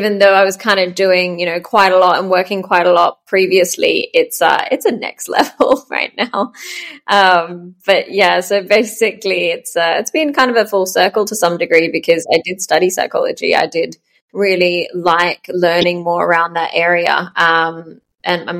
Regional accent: Melbourne, Victoria, Australia; moved away as an adult; also born or lived in Sweden; I'm born and raised in Melbourne. But lived in seven countries now.

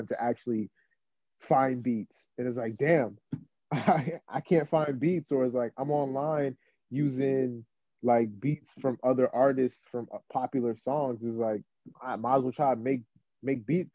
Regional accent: Roselle, New Jersey, United States; also born or lived in Newark, New Jersey; I'm from Roselle, New Jersey, small town. I like to tell people I'm 15 minutes away from Newark Airport, and born in Newark

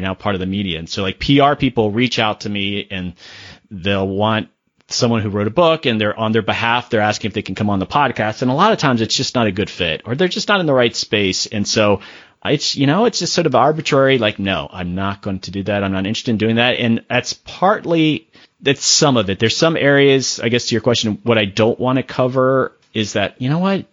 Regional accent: Sarasota, Florida, United States; I grew up in Sarasota

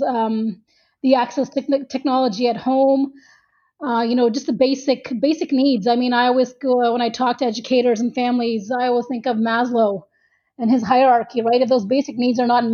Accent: Toronto, Ontario, Canada; I'm from Toronto, and I'm also an educator

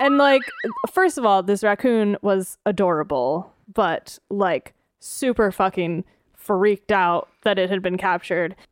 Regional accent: Northeast, United States; I grew up in the Northeast

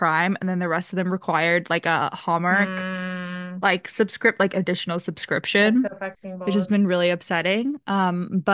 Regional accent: East Coast, United States; we grew up on the East Coast

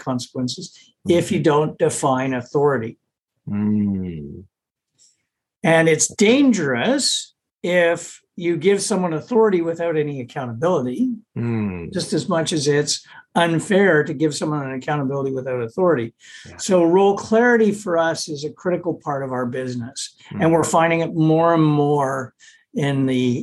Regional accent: Canada; being a Canadian

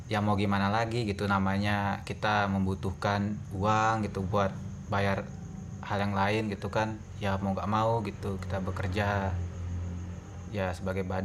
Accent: West Nusa Tenggara, Indonesia; now in Yogyakarta, Indonesia; saya berkuliah di Yogyakarta semester 6 dan saya dari NTB, Nusa Tenggara Barat.

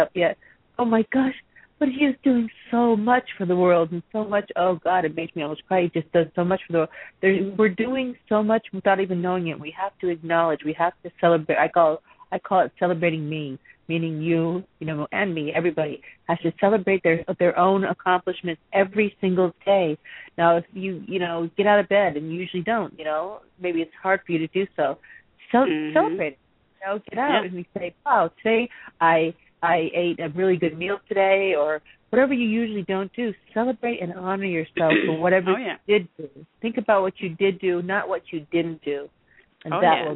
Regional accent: Massachusetts, United States; same here, Massachusetts

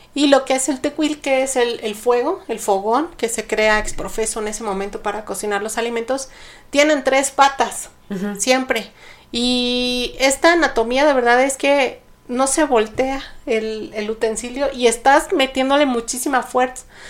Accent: Mexico; como cultura mexicana

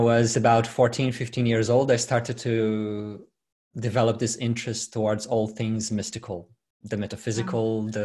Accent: Brazil; English is a second language; moved away as an adult; now in Sydney, Australia; I'm from Brazil. I was born and raised in Brazil. I migrated here 9 years ago.

